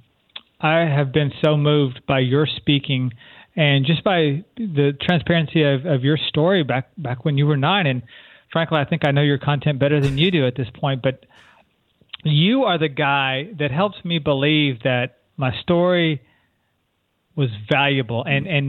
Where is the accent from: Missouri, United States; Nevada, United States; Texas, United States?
Texas, United States; San Antonio; moved away as an adult; I'm from San Antonio, Texas, originally. Lived there probably till I was about 18 or 19 when I moved away to college